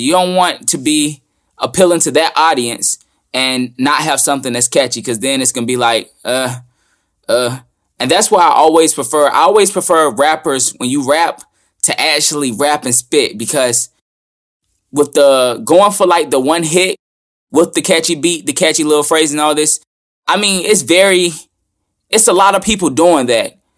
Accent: the South, United States; I'm down from the South

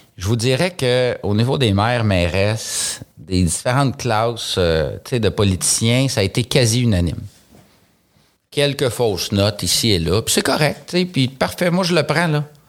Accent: Saint-Lin–Laurentides, Quebec, Canada; Je suis né à Saint-Laurentide. Euh, ça fait, euh, j'allais dire 39 ans, là, mais j'ai eu 40 ans il y a quelques jours. Donc, ça fait maintenant 40 ans et quelques jours que j'habite euh, dans cette ville-là

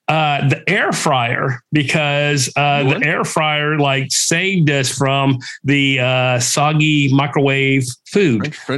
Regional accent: Texas, United States; we're from Texas

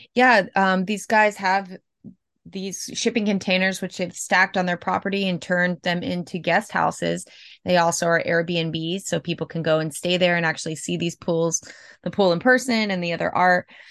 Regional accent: Tampa, Florida, United States; I'm from Tampa, Florida

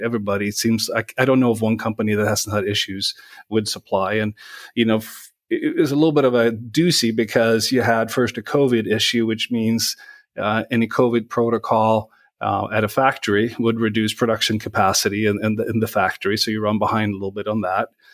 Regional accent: Sweden; moved away as an adult; now in Minnesota, United States; growing up in Sweden

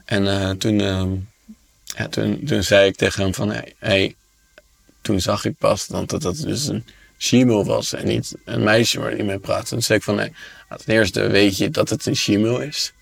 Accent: Amsterdam, North Holland, Netherlands; ik kom uit Amsterdam

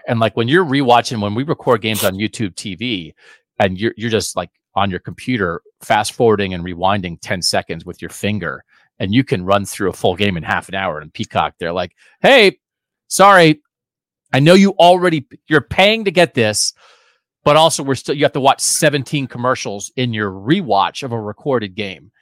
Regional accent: Pennsylvania, United States; now in Columbus, United States; I'm also from Pennsylvania

